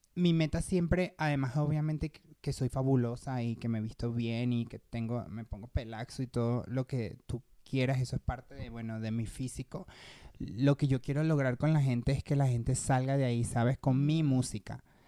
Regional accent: Petare, Miranda, Venezuela; moved away as an adult; also born or lived in Caracas; now in Mexico; yo vengo de Petare, Obviamente la gente de mm. Venezuela va a saber qué, qué lugar es

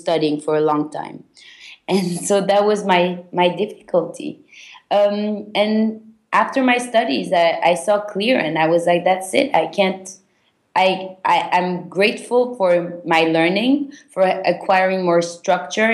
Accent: Belgium; moved away; also born or lived in London; I was born and raised in Belgium. I'm originally Turkish Jewish

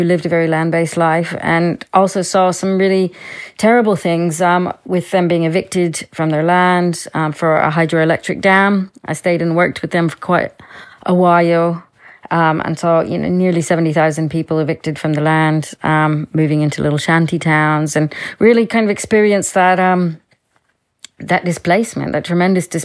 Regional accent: Louisiana, United States; moved away; I grew up in Louisiana, in the United States, in a little rural town with my family.

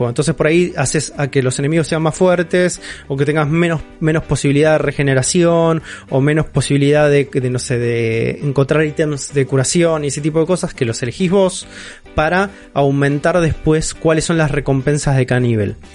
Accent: Buenos Aires, Argentina; born there; Pero yo nací en Capital Federal igual.

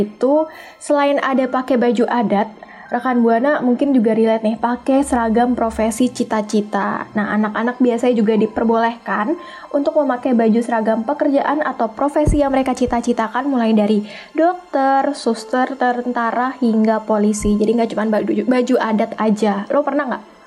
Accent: Java, Indonesia; gue dari Jawa

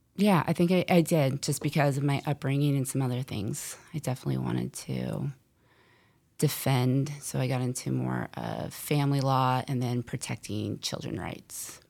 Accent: San Francisco, California, United States; I am from San Francisco

